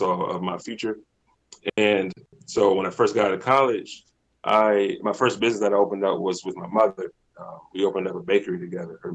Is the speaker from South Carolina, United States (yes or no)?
no; Virginia Beach, Virginia, United States; now in Hampton, United States; I'm originally from Virginia Beach, Virginia.